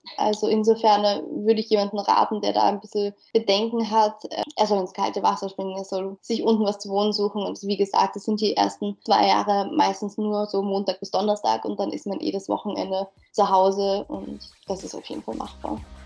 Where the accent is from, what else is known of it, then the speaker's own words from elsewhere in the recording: Mödling, Lower Austria, Austria; also born or lived in Wieselburg; ich bin aus Mödling, also auch näher Wien